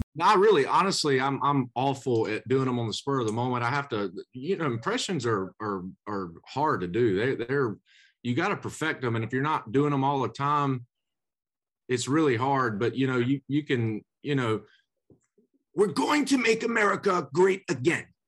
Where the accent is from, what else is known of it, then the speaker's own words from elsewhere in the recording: Macon, Georgia, United States; I was in Macon, my hometown